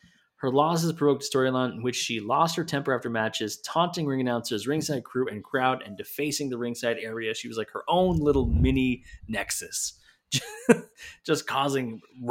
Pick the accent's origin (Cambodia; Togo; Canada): Canada; I know I'm Canadian